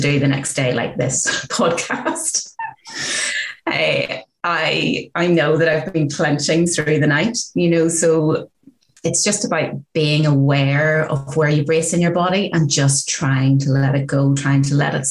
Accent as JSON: {"language": "English", "region": "Northern Ireland", "country": "United Kingdom", "tie": "born or raised there", "said": "growing up in Northern Ireland during the height of the Troubles"}